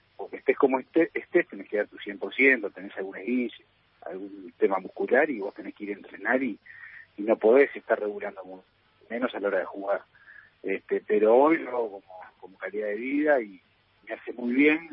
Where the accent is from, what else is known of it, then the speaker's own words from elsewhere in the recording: Uruguay; soy muy, muy uruguayo